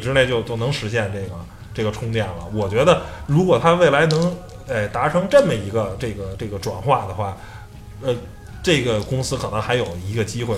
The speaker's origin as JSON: {"language": "Chinese", "country": "China", "said": "我们中国人可能是比较懂变通"}